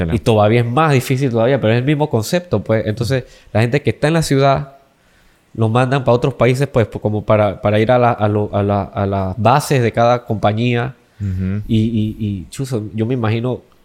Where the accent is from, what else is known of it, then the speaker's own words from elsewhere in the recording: Panama; nosotros aquí en Panamá por lo menos somos un país latino